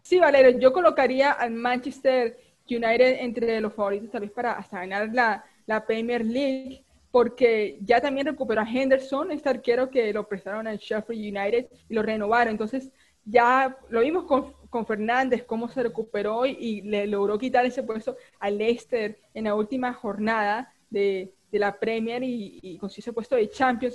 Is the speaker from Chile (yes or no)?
no; Colombia; nosotros como, como colombianos